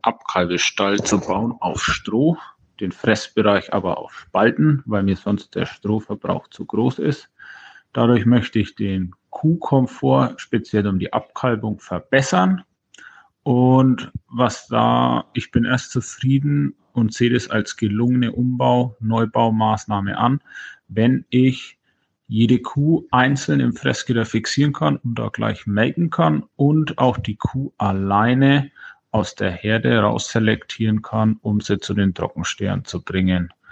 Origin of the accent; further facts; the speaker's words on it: Franconia, Bavaria, Germany; ich komme aus Franken, es liegt in Bayern